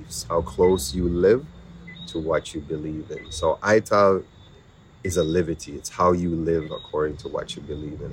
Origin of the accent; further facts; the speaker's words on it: Winnipeg, Manitoba, Canada; now in Jamaica; growing up where I grew up in Winnipeg